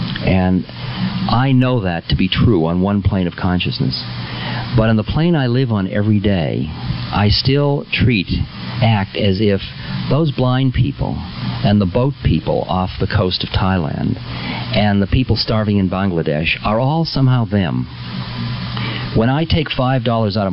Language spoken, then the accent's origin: English; United States; I'm an American